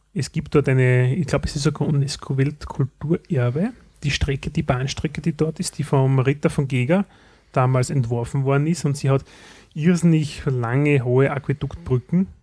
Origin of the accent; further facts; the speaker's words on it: Styria, Austria; bei uns in der Steiermark